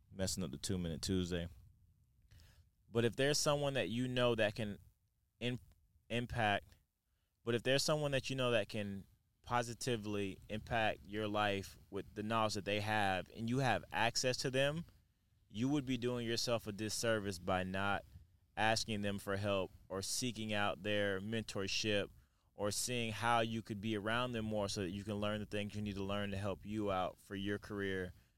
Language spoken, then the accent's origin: English; Lakeland, Florida, United States; now in Denver, United States; I'm from Lakeland, Florida